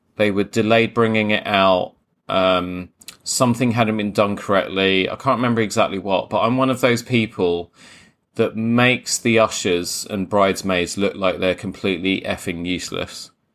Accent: Croydon, London, United Kingdom; I am from Croydon, so we do say espresso

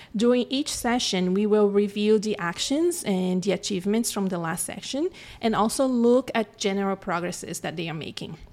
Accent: Brazil; moved away as an adult; now in Canada; I was born and raised in Brazil. I moved to Canada when I was twenty-eight in two thousand ten

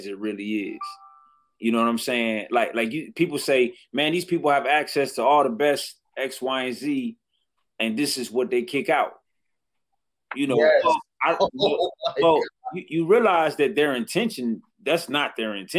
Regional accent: Detroit, Michigan, United States; I was from Detroit

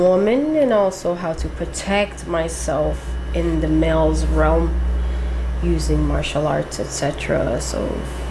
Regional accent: Miami, Florida, United States; also born or lived in Hialeah, Florida; Born and raised in Miami.

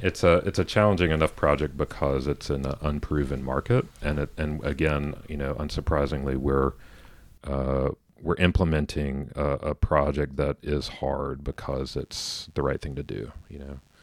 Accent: Atlanta, Georgia, United States; I grew up in Atlanta. I grew up in the suburbs

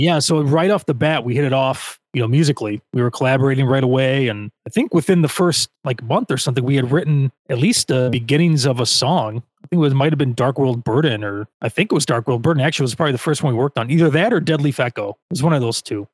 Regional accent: Chicago, Illinois, United States; I'm from the suburbs of Chicago, and I never go into the city

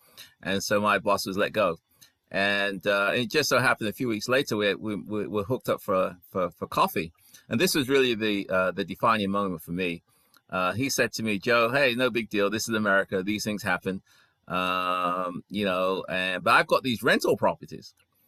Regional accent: England, United Kingdom; moved away as an adult; also born or lived in Ghana / London; now in United States; I was born in Ghana. And when I was 5 years old, my parents moved to England. So I stayed in England until about 37 years ago when I came to the US

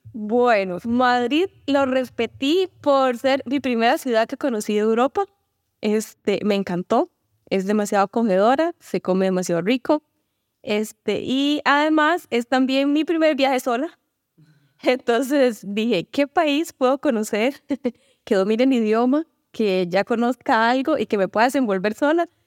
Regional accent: Costa Rica; soy de Costa Rica

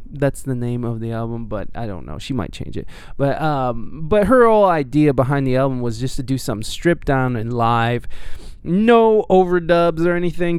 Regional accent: Toledo, Ohio, United States; moved away; also born or lived in San Diego; I'm from this weird little Ohio Toledo. It's called Toledo

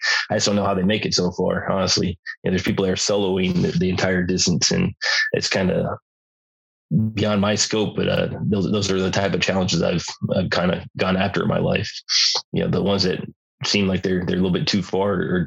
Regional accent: Southern California, United States; also born or lived in Lake Havasu, Arizona; I grew up in Southern California

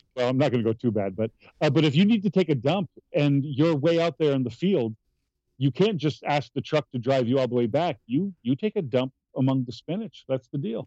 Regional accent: Malone, New York, United States; I grew up in a, a, town called Malone, New York

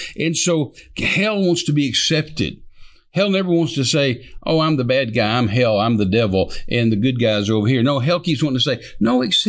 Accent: United States; as an American, our post is the Constitution. As a Christian, our post is the Bible.

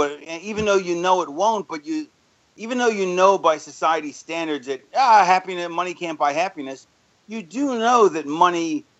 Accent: Florida, United States; also born or lived in Philadelphia, United States; No, I lived in Florida. I grew up in Florida. I was born in Philly and lived there till I was 9.

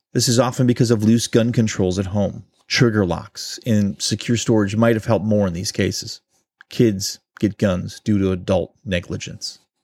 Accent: Ohio, United States; my home state of Ohio

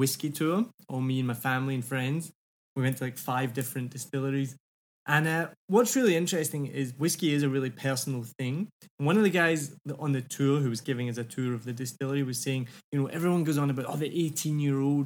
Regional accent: Scotland, United Kingdom; now in Vietnam; I'm from Scotland.

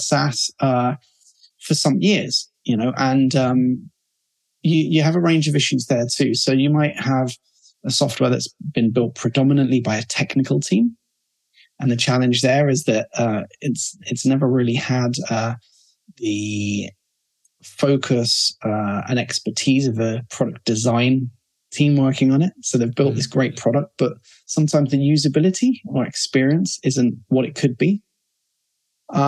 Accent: London, United Kingdom; now in Barcelona, Spain; So we're based in Barcelona, and I'm from London

